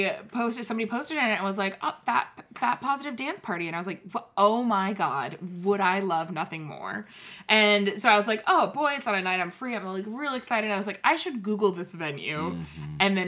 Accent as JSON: {"language": "English", "area": "Bay Area", "region": "California", "country": "United States", "moved": "yes", "lives_now": "Portland, United States", "said": "I'm from the Bay Area, which is a pretty progressive place, I feel like, socially progressive."}